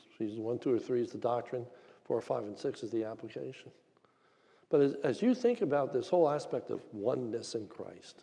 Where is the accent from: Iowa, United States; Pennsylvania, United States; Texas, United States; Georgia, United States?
Pennsylvania, United States; near Hershey; I'm from near Hershey, Pennsylvania